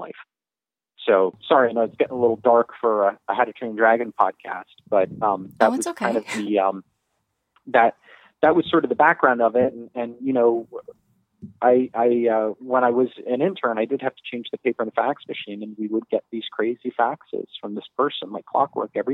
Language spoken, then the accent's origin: English; Miami, Florida, United States; I was born and raised in Miami.